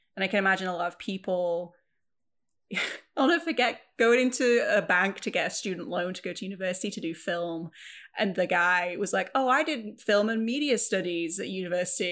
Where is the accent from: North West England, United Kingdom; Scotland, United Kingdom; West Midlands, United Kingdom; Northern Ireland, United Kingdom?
North West England, United Kingdom; Preston; also born or lived in Wales; where I grew up in Preston in England, it's a very working class city.